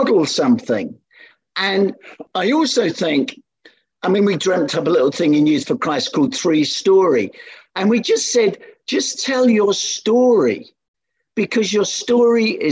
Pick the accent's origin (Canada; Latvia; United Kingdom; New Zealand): United Kingdom; London; I was born in the East End of London in Hackney